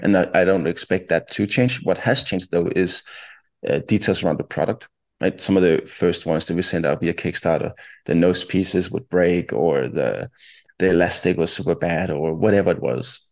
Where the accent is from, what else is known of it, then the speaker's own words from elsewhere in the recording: town about 20 km north of Copenhagen, Capital Region of Denmark, Denmark; also born or lived in Ohio, United States; twenty kilometers outside or north of, of Copenhagen. Um, and I grew up there, spent most of my childhood there, and also my teenage years.